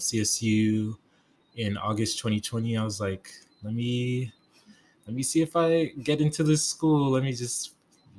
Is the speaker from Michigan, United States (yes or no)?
no; Denver, Colorado, United States; my hometown of Denver